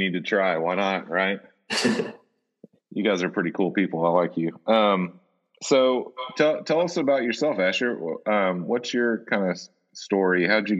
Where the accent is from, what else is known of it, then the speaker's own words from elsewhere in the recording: Nashville, Tennessee, United States; I grew up here in Nashville